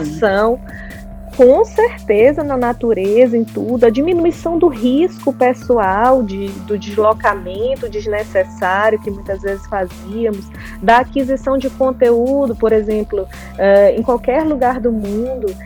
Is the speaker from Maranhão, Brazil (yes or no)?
yes; São Luís, Maranhão, Brazil; moved away as an adult; also born or lived in Florianópolis / Lisbon; saí de São Luís para estudar em Florianópolis por causa de uma universidade